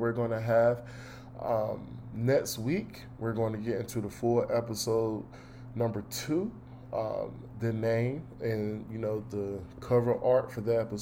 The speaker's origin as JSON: {"language": "English", "town": "Durham", "region": "North Carolina", "country": "United States", "said": "I am from North Carolina, Durham to be exact, the Bull City, the real 919."}